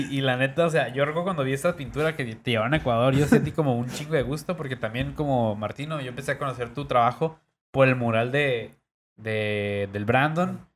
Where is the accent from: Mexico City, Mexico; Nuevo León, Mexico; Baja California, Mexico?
Baja California, Mexico; Tijuana; siendo acá de Tijuana